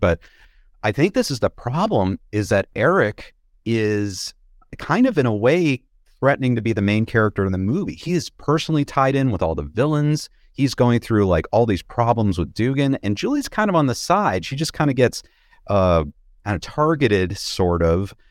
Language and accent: English; Boston, Massachusetts, United States; moved away; I grew up around Boston